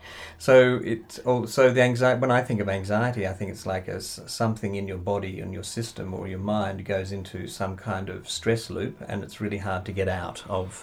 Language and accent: English; Australia; being an Australian